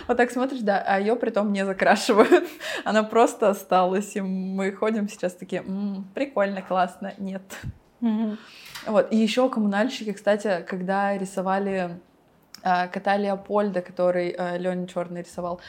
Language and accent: Russian; Yekaterinburg, Sverdlovsk Oblast, Russia; я из Екатеринбурга